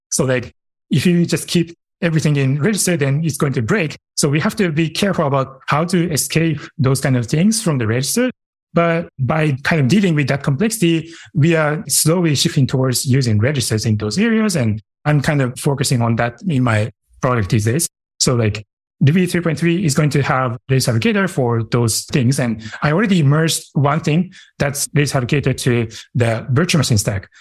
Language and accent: English; Japan; moved away; my hometown is in Japan